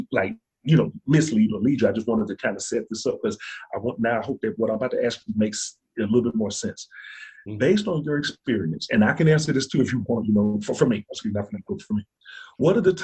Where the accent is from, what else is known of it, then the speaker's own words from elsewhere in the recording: Birmingham, Alabama, United States; I'm from Birmingham, Alabama. Okay, so I tend to grow up outside of Birmingham, all right?